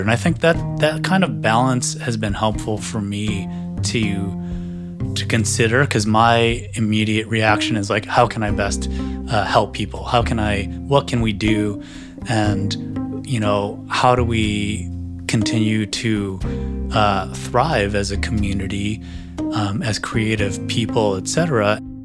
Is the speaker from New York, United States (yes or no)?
no; Chicago, Illinois, United States; now in Los Angeles, United States; I live in Los Angeles, uh, originally from Chicago